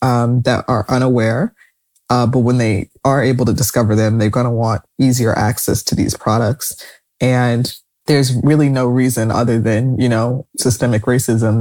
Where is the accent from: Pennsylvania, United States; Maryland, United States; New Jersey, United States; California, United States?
New Jersey, United States; growing up in New Jersey, Anne Hathaway growing up in a town next to me